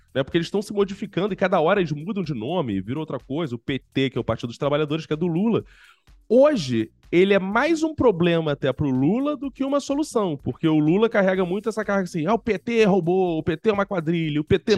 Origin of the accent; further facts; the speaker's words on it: Rio de Janeiro, Brazil; accent: carioca; eu sou carioca, embora eu esteja em São Paulo nesse momento